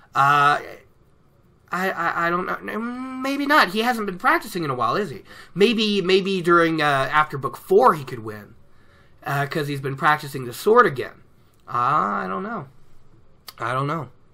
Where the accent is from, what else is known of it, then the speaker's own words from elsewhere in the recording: Oregon, United States; now in Colorado, United States; here in Colorado, it's colder than what I was used to growing up in Oregon.